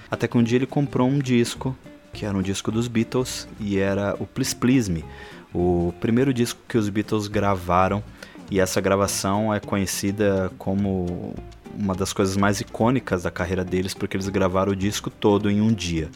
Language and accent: Portuguese; São Paulo, Brazil; São Paulo, onde eu nasci né, e fui criado